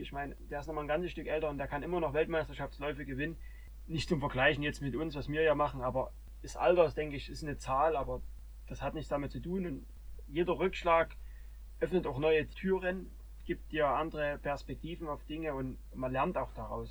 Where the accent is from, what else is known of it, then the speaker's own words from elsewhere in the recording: Germany; hier bei uns in Deutschland